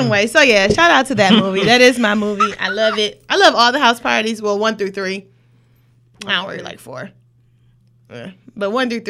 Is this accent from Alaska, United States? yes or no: no; Detroit, Michigan, United States; I mean, we from Detroit. Yeah. We're from Detroit.